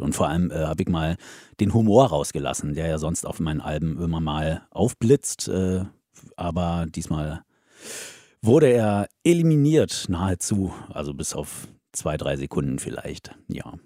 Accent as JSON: {"language": "German", "area": "the East", "region": "eastern Germany", "country": "Germany", "moved": "as an adult", "lives_now": "Hesse, Germany", "said": "Kommen wir aus dem Osten, wir hatten ja nichts"}